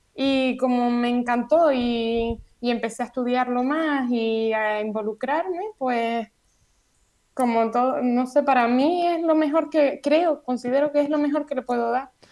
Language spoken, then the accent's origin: Spanish; Gran Canaria, Canary Islands, Spain; soy de Gran Canaria